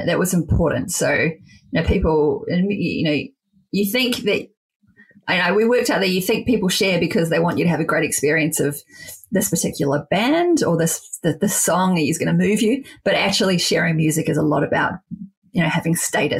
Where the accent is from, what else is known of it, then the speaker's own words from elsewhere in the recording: Wellington, New Zealand; my hometown of Wellington